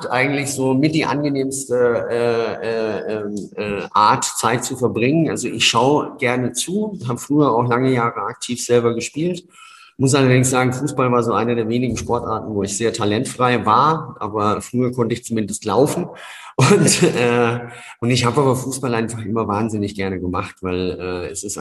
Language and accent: German; Wertheim, Baden-Württemberg, Germany; Ja, das ist das Wertheim in Franken